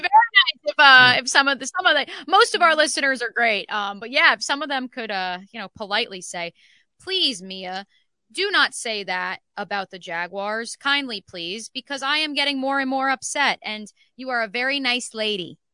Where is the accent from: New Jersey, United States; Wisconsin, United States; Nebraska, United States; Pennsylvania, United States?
New Jersey, United States; growing up in New Jersey, uh, Six Flags Great Adventure, right down the road from where I grew up